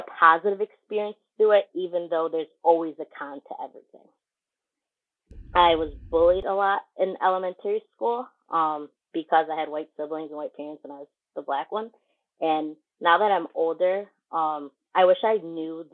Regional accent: Syracuse, New York, United States; I was born and raised in Syracuse

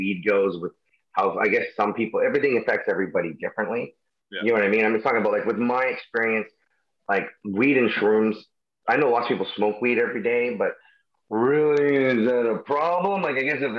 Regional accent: Surrey, British Columbia, Canada; I'm from Surrey, BC

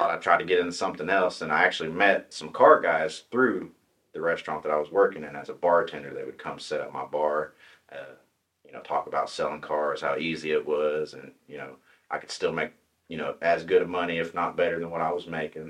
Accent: Tahlequah, Oklahoma, United States; I was born in Tahlequah. Pretty much lived here my whole life. Uh, I grew up in the Briggs area, small oh, community.

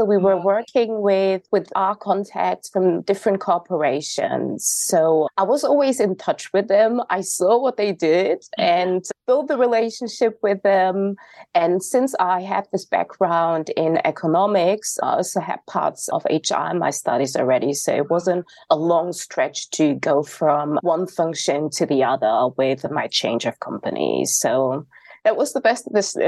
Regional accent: North Rhine-Westphalia, Germany; I was born and raised in Germany, in North Rhine-Westphalia to be exact

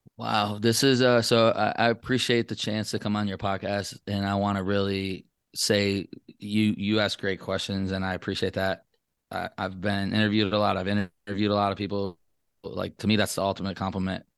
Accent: Traverse City, Michigan, United States; moved away as an adult; now in Las Vegas, United States; I grew up in Traverse City, Michigan

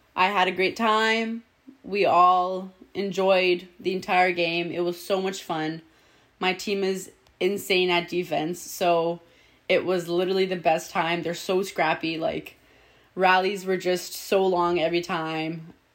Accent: Toronto, Ontario, Canada; moved away as an adult; now in Manila, Philippines; I'm from Etobicoke, Ontario

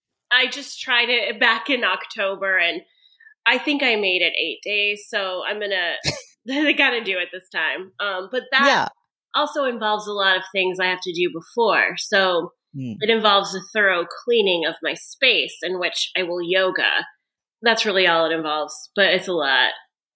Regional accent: Michigan, United States; born or raised there

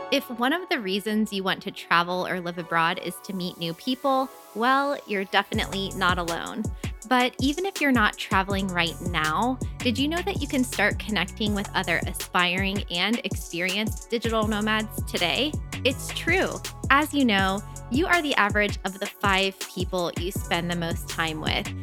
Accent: United States; moved away as an adult; living abroad as an American

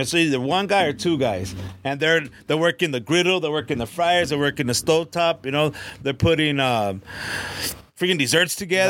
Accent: Tucson, Arizona, United States; my food's more like Chicano food. The house, the food that we grew up over here in Tucson

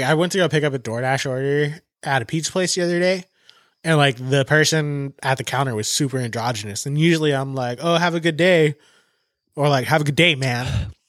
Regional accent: California, United States; we're from Southern California

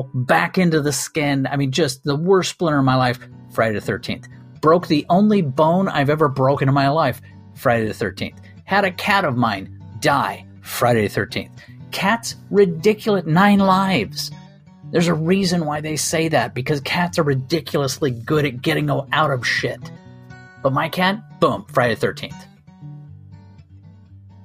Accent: Ireland; I'm Irish

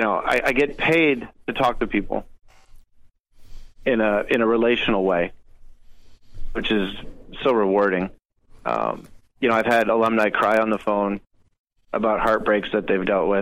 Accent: Connecticut, United States; moved away; I was born in Connecticut, the half that likes Boston.

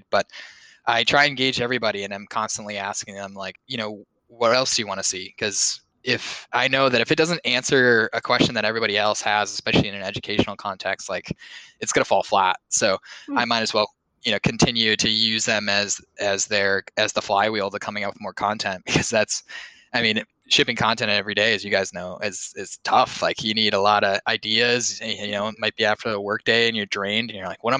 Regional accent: Bloomington, Minnesota, United States; moved away as an adult; also born or lived in Bozeman, Montana; now in Boston, United States; I grew up in Bloomington, Minnesota, which is home of Mall of America

